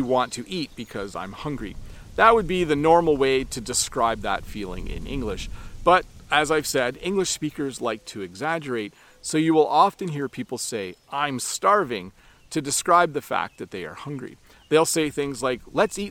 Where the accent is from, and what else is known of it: Canada